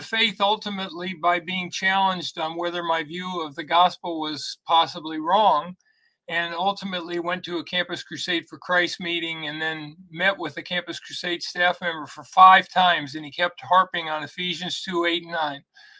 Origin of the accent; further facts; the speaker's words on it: Los Angeles, California, United States; I was born in Los Angeles, 1952. I grew up in the Los Angeles area, went to college at UC Irvine, came to faith my senior year in college. I had been raised in a sinless perfection holiness group on one half of my family and Orthodox